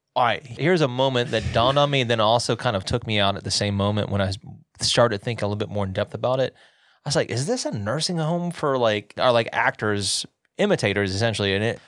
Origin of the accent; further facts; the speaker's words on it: the South, United States; now in Montana, United States; I'm from the South